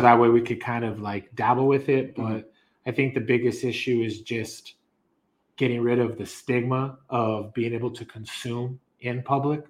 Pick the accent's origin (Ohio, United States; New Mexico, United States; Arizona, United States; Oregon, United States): New Mexico, United States; Las Cruces; I was born and raised actually here in Cruces